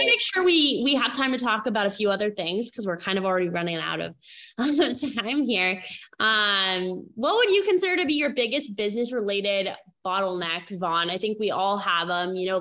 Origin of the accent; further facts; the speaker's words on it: Maine, United States; I grew up in Maine